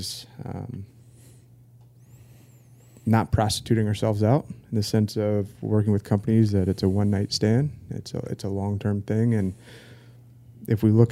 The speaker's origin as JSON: {"language": "English", "town": "Norfolk", "region": "Virginia", "country": "United States", "tie": "born or raised there", "said": "Born and raised in Norfolk, Virginia"}